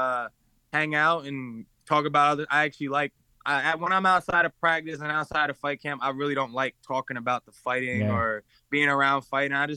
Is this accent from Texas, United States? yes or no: no; Baltimore, Maryland, United States; I come from the schools where kids don't think they can because we're from Baltimore